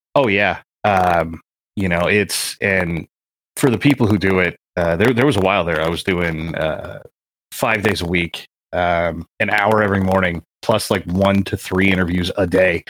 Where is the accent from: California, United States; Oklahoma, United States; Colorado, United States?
California, United States; I grew up in California